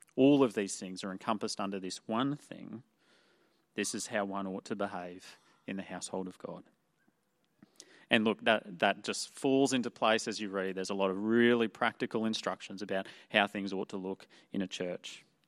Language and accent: English; Toowoomba, Queensland, Australia; moved away as an adult; I grew up in Toowoomba, the town of Toowoomba.